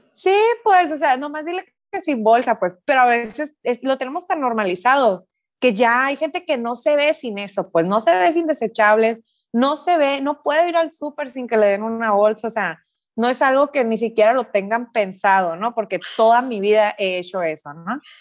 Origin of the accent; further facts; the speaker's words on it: Sonora, Mexico; soy de Sonora, soy de una parte aquí en México que es desierto